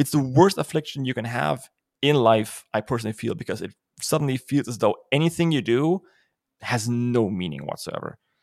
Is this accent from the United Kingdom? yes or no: no; Germany; accent: German; English is a second language; I'm German